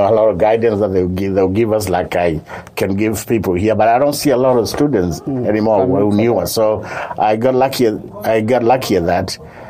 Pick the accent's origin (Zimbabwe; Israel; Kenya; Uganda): Kenya; moved away as an adult; also born or lived in Northern Kentucky; now in United States; I grew up in Kenya with my father, who was in business.